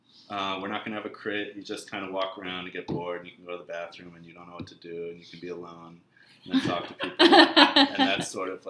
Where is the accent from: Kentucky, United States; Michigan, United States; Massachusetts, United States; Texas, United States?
Massachusetts, United States; born or raised there